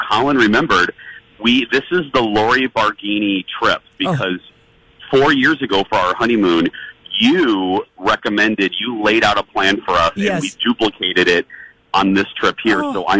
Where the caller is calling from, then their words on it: Hawaii, United States; I'm calling from the Mai Tai bar at the Royal Hawaiian